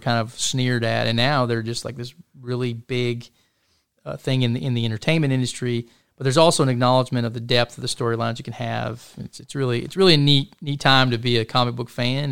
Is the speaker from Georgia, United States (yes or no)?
no; Chattanooga, Tennessee, United States; now in Fort Hood, United States; I'm a Tennessean. You know, I was born in Chattanooga, Tennessee, grew up in that part of the country